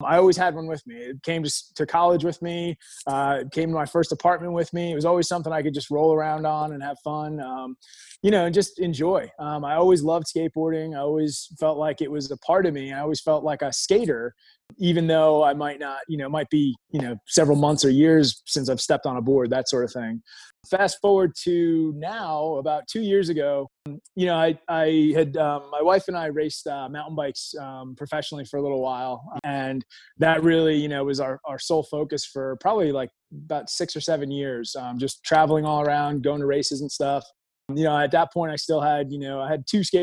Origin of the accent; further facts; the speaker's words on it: Long Island, New York, United States; moved away as an adult; now in Virginia, United States; I grew up in New York. I'm a native Long Islander. That'll always be my home. I live in Virginia right now, but Long Island is where my heart is. I was born and raised, lived there until I was about 32